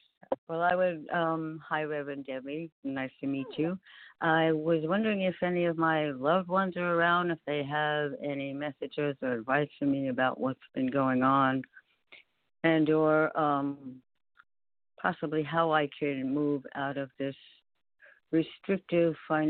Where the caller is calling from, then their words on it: New York, United States; Oh, Karen in New York.